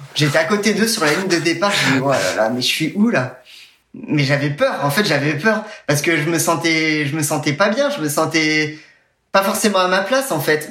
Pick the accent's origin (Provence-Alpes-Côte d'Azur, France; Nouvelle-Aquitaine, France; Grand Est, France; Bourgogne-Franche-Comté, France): Bourgogne-Franche-Comté, France; Nevers; je suis né à Nevers dans le dans la Nièvre